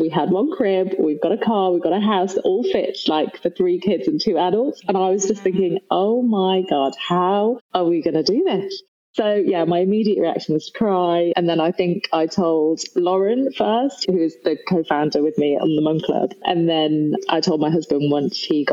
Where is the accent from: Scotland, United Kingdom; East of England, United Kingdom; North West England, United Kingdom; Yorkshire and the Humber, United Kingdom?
North West England, United Kingdom; Nantwich; moved away as an adult; also born or lived in London; I'm actually from Cheshire, a place called Nantwich, but nobody's ever really heard of it. I grew up on a dairy farm in the middle of nowhere